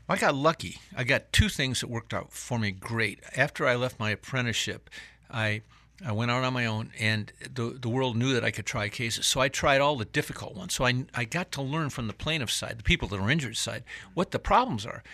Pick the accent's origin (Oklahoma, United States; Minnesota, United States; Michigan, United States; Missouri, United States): Michigan, United States; moved away as an adult; also born or lived in Atlanta, Georgia; now in South Carolina, United States; I was from Michigan